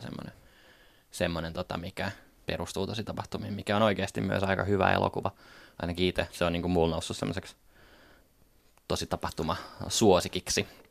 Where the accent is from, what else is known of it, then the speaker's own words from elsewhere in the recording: Paimio, Southwest Finland, Finland; internet oli meillä Paimiossa aika uusi juttu